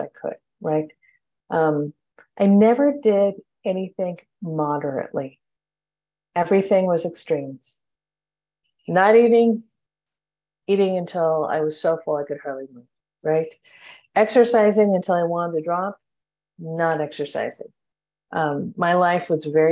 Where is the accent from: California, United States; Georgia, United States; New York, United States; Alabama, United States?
California, United States; Long Beach; I am from Long Beach, California